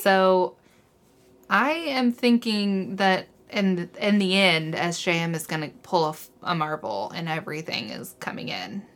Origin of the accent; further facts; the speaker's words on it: Missouri, United States; I'm from Missouri and people from here, for some reason, like to think they're Southern